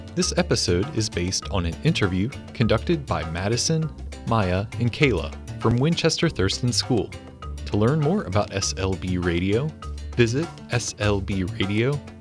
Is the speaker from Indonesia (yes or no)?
yes; Medan, North Sumatra, Indonesia; moved away as an adult; also born or lived in Germany; now in Pittsburgh, United States; I was born in Indonesia in 1953. I grew up in a city called Medan. It's in the northern part of Sumatra.